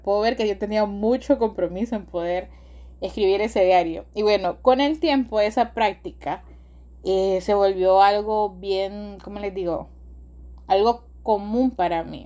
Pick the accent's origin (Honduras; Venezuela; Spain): Honduras; nuestro país, en, Honduras, yo soy de Honduras